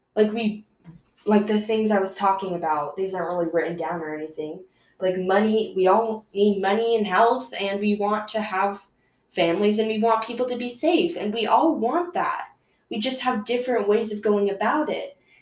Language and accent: English; United States; I'm from America